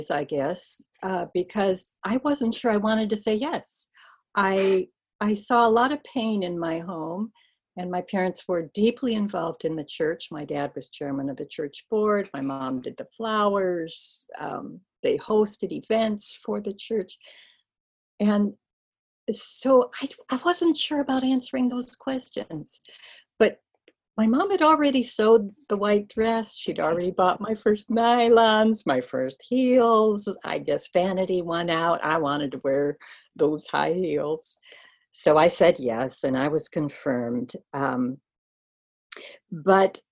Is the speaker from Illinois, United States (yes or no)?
no; Oconomowoc, Wisconsin, United States; born or raised there; also born or lived in Watertown, Wisconsin